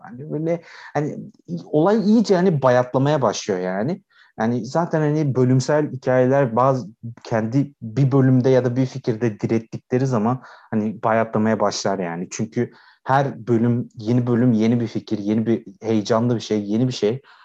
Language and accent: Turkish; Aydın, Turkey; biz hepimiz Egeliyiz